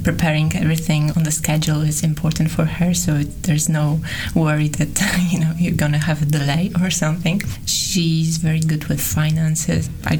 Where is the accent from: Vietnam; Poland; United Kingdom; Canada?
Poland; Bydgoszcz, Kuyavian-Pomeranian Voivodeship; also born or lived in Poznań; I come from Bydgoszcz.